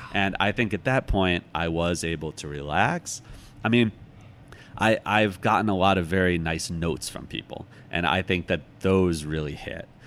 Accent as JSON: {"language": "English", "area": "outside Chicago", "region": "Illinois", "country": "United States", "tie": "born or raised there", "moved": "yes", "lives_now": "New York, United States", "said": "I grew up outside Chicago"}